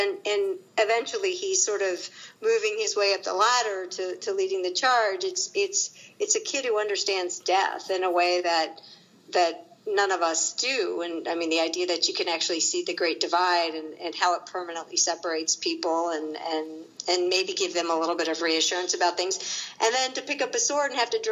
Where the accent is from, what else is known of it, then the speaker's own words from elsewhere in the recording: Virginia, United States; I grew up in Virginia in an area that was basically a big Civil War battleground